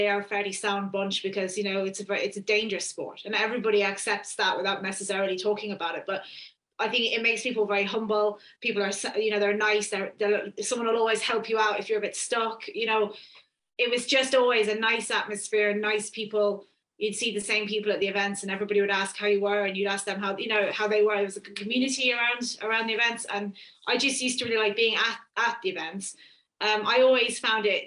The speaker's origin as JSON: {"language": "English", "country": "Isle of Man", "tie": "born or raised there", "said": "I grew up on the Isle of Man"}